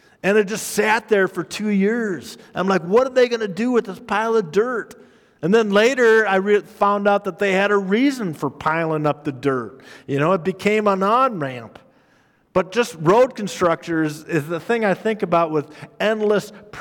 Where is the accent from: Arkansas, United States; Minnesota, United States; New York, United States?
Minnesota, United States; moved away; also born or lived in Council Bluffs, Iowa; growing up in Minnesota. And growing up in Minnesota, our state had two seasons